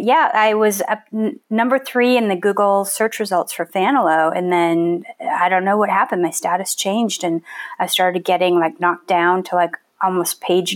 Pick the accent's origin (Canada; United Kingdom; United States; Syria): United States; North Dakota; I was living in North Dakota where I grew up